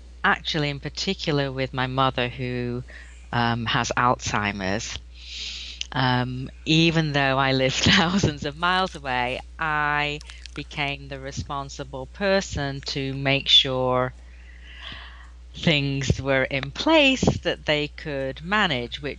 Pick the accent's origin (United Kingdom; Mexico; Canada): United Kingdom; England; now in Wilmington, United States; I am English. Maybe your listeners can detect that.